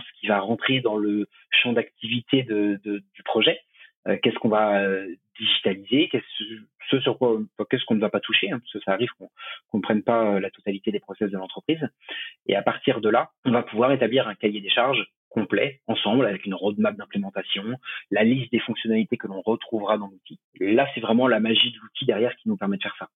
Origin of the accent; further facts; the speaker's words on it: Choletais, Pays de la Loire, France; also born or lived in Shanghai, China; now in La Rochelle, France; je viens du Choletais à la base pas très loin de Nantes. Aujourd'hui, j'habite à La Rochelle